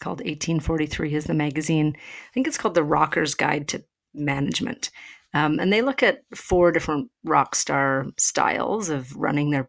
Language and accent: English; Canada; as a Canadian